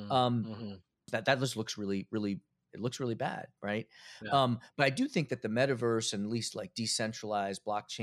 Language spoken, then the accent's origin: English; Philadelphia, Pennsylvania, United States; now in Connecticut, United States; I was born in Philadelphia. Yeah. I grew up in Philadelphia.